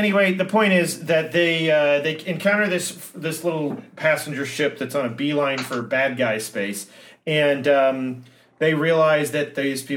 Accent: United States; as an American

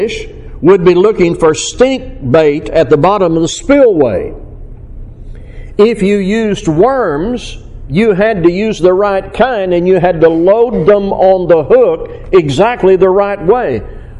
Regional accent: Fort Smith, Arkansas, United States; around Fort Smith, Arkansas, my hometown. But I fished all those places when I was a boy.

